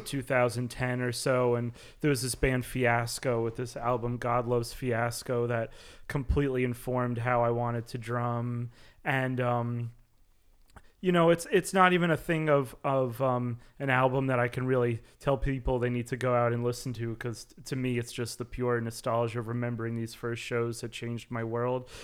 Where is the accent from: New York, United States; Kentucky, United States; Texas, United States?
New York, United States; making music growing up in New York